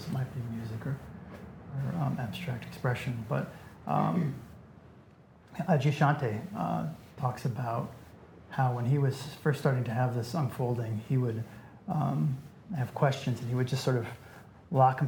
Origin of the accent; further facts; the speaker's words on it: Iowa City, Iowa, United States; I was raised in Iowa City. It's a small liberal arts college town in the Midwest